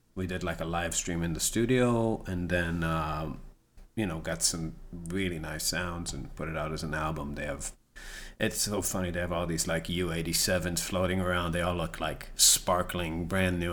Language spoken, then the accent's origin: English; Rehovot, Central District, Israel; now in United States; I'm from a town called Chovot, and, uh, that's about, like, twenty miles south of Tel